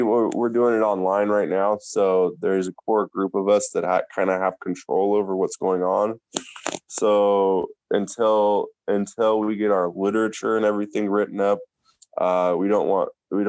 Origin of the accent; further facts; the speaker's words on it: Tacoma, Washington, United States; my hometown of Washington, hometown Tacoma, Washington.